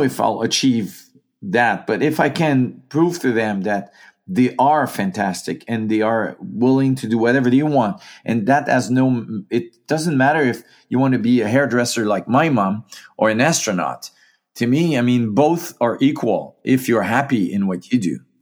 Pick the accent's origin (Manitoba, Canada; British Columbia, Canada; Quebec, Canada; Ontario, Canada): Quebec, Canada; Gaspésie; moved away; also born or lived in Saskatchewan; I am from the Maritimes, from, uh, Gaspé Zy